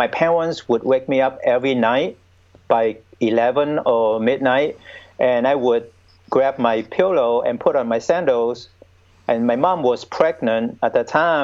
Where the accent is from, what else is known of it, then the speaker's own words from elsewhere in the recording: Ho Chi Minh City, Vietnam; I was born and raised in Vietnam. I was born in Saigon, the former capital of South Vietnam.